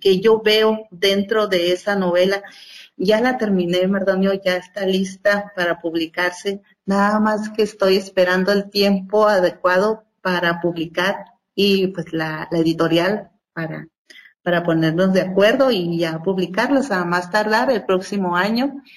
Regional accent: Huatabampo, Sonora, Mexico; en mi pueblo, en Bacapaco, Guatabampo, Sonora

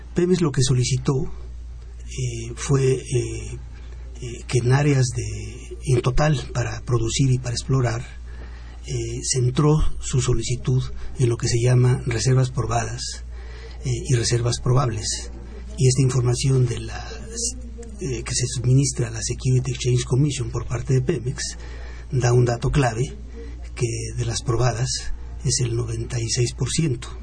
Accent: Mexico; como mexicano

